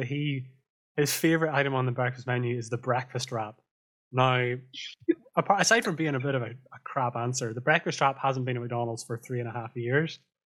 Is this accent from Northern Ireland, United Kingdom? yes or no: yes; Northern Ireland, United Kingdom; Northern Ireland, where I'm from